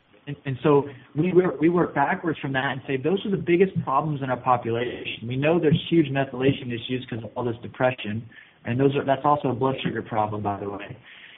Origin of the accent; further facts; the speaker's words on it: Arkansas, United States; So I grew up in Arkansas, and it's a beautiful place